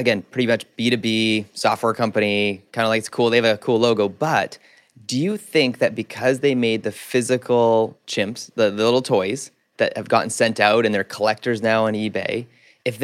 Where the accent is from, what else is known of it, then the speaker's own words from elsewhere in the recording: Vancouver, British Columbia, Canada; I grew up here in Vancouver